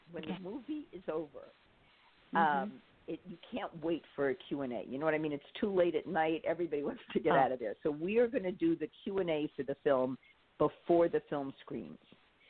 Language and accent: English; New York City, New York, United States; moved away; I grew up in Manhattan and we didn't have drive-ins when I was growing up.